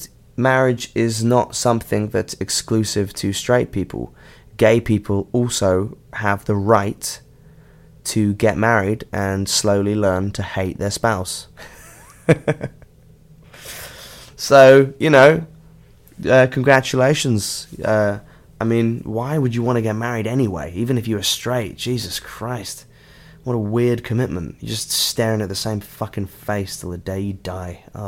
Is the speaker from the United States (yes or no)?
no; London, United Kingdom; I play in a band called …. We are from London